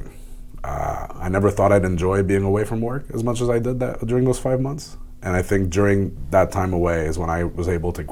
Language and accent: English; Montreal, Quebec, Canada; in my hometown